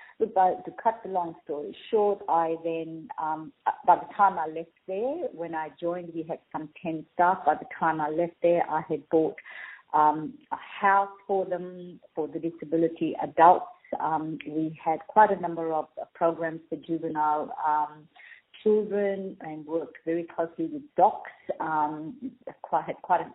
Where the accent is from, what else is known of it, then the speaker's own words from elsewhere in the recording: Fiji; also born or lived in Minto, Australia; now in Australia; I'm actually Indian and I was born in Fiji.